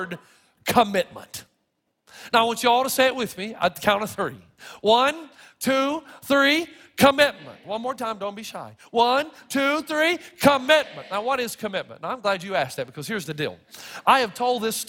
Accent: the South, United States; I grew up in the South

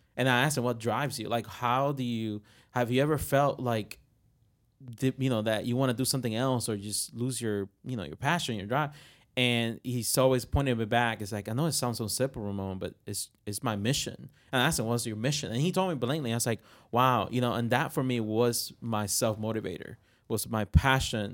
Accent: Puerto Rico; English is a second language; moved away; I'm from Puerto Rico

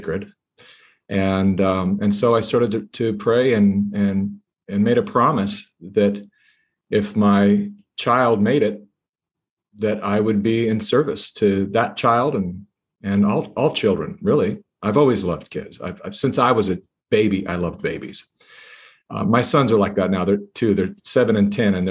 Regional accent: Sacramento, California, United States; moved away as an adult; also born or lived in Hollywood; my hometown of Sacramento, California

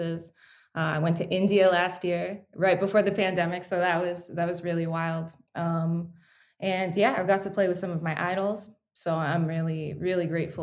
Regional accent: Toronto, Ontario, Canada; I was born in Toronto into a musical family

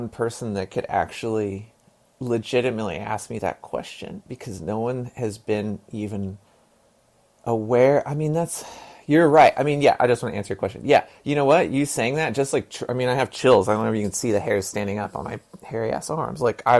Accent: Texas, United States; born there; I was born in Texas. My dad was born in Piggott, Arkansas, in eastern Arkansas.

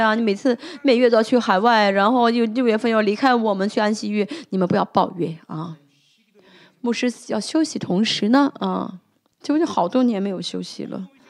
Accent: South Korea; Chinese is a second language; 因为我们作为韩国人，在韩为在啊在韩国，圣经里面没有说到韩国

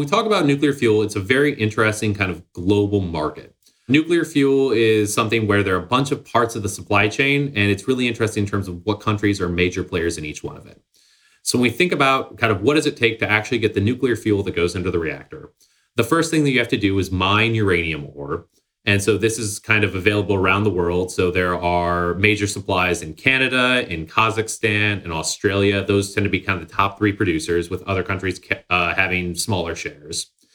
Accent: Somerville, Massachusetts, United States; Somerville, Massachusetts, uh, underrated. It's my hometown, uh, just north of Boston.

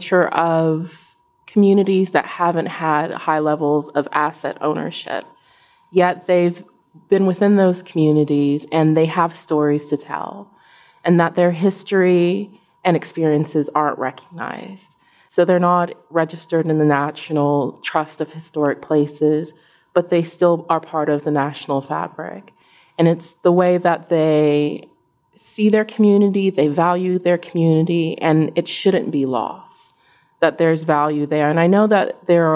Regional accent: Paducah, Kentucky, United States; moved away; I grew up not too far from here, about 2 hours in a small rural town, Kentucky, called Paducah, right on the Ohio River

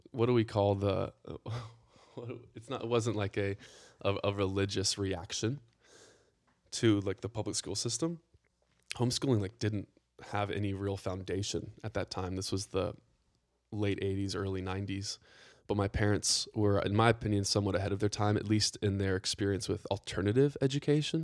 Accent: Atlanta, Georgia, United States; also born or lived in Carnesville, Georgia; I'm from Atlanta. Yep. I, I grew up outside the city first ten years, and then my dad wanted land, and so he moved the entire family up to Northeast Georgia

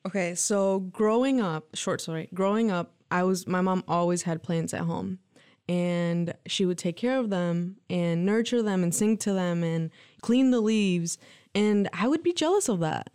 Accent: Lansing, Michigan, United States; born or raised there; also born or lived in Mexico

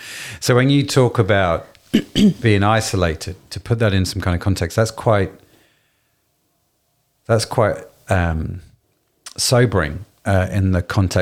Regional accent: Derby, East Midlands, United Kingdom; I grew up in Derby

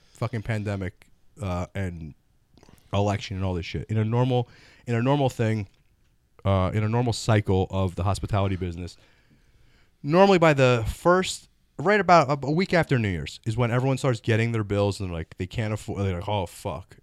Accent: Florida, United States; moved away; I'm originally from Florida.

